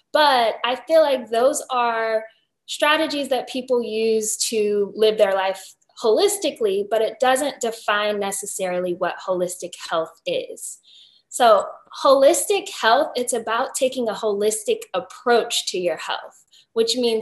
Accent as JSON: {"language": "English", "region": "Virginia", "country": "United States", "moved": "yes", "lives_now": "St. Petersburg, United States", "said": "Right now, I am living in Florida, but I'm originally from Virginia"}